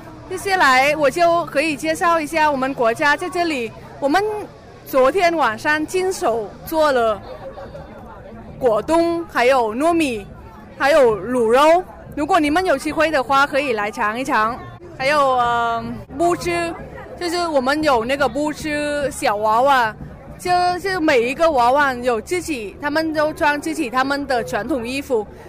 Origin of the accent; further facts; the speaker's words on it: Hanoi, Vietnam; Chinese is a second language; moved away as an adult; now in Beijing, China; 我是来自河内的，所以我们河内人也有自己的衣服，自己的传统衣服。